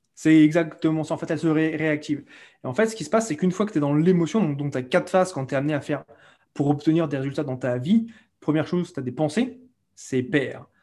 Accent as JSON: {"language": "French", "country": "France", "also_born_or_lived": "Cambodia / London, United Kingdom", "moved": "as an adult", "said": "je suis français et je suis parti de France à l'âge de, de 22 ans exactement"}